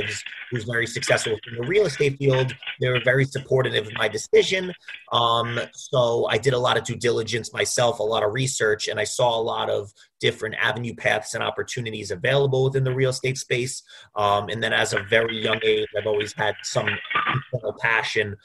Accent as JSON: {"language": "English", "town": "Roslyn", "region": "New York", "country": "United States", "tie": "born or raised there", "also_born_or_lived": "Bloomington, Indiana / Manhattan, New York", "moved": "as an adult", "said": "I'm born and raised in Roslyn, New York, which is on Long Island"}